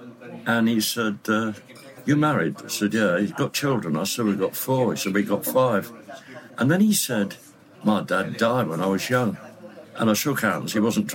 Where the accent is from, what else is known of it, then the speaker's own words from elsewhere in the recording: Leeds, Yorkshire and the Humber, United Kingdom; moved away; I went up to Leeds, my hometown